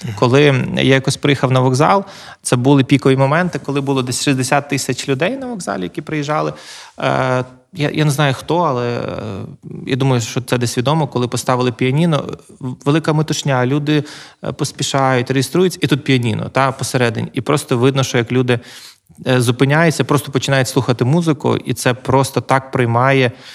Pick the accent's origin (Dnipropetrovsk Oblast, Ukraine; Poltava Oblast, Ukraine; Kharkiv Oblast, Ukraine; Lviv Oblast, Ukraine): Lviv Oblast, Ukraine; Lviv; я народився у Львові. Е, я власне живу тут, е, планую тут жити.